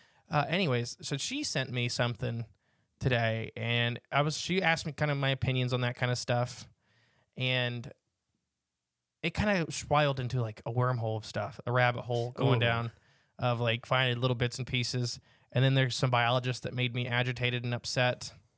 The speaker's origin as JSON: {"language": "English", "town": "Virginia Beach", "region": "Virginia", "country": "United States", "said": "I am from Virginia Beach. I'm very familiar with our ingrets, our cranes, and all other types of waterfowl, both oceanic and wetlands."}